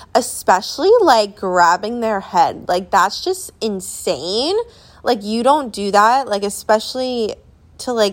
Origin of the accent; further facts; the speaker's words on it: New Jersey, United States; moved away; we're back home in my hometown